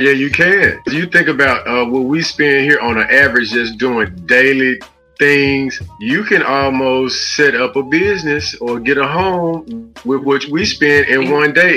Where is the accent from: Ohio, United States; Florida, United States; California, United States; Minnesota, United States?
California, United States; Los Angeles; also born or lived in Memphis, Tennessee; I was born in Memphis, raised in Los Angeles, California.